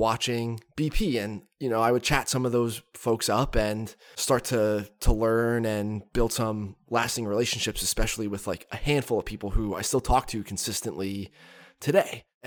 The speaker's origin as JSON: {"language": "English", "town": "Catasauqua", "region": "Pennsylvania", "country": "United States", "tie": "born or raised there", "said": "my front door growing up in Catasauqua"}